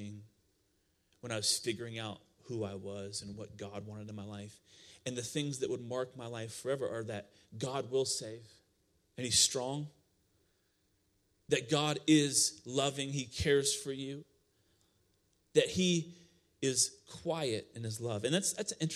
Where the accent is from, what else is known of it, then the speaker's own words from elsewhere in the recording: Iowa, United States; moved away; I came from Iowa